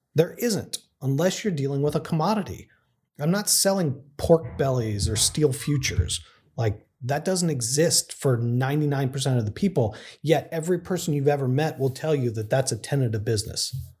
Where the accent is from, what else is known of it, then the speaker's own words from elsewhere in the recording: Texas, United States; moved away as an adult; now in San Francisco, United States; where I grew up in Texas.